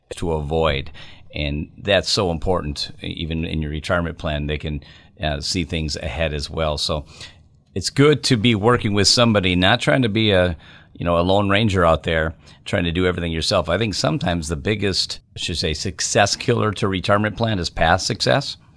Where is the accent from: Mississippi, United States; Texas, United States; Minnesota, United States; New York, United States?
Minnesota, United States; moved away as an adult; now in Wisconsin, United States; I live right over the border in Wisconsin, I grew up in Minnesota